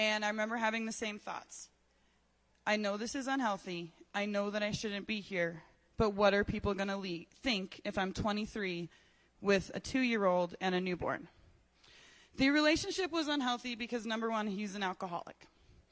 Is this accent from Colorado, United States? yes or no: yes; Colorado Springs, Colorado, United States; I was born here in Colorado Springs.